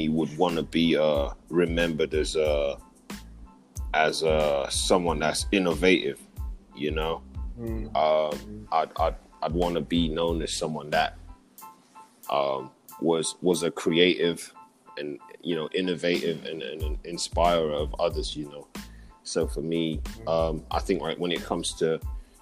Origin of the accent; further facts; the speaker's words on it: London, United Kingdom; moved away; also born or lived in Kampala, Uganda / Wichita, Kansas; I'm from it's East London, it's a town called Leighton